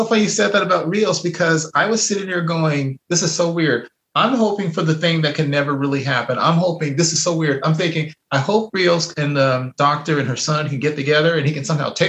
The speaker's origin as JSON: {"language": "English", "region": "Iowa", "country": "United States", "said": "No, I'm from Iowa. I only work in outer space."}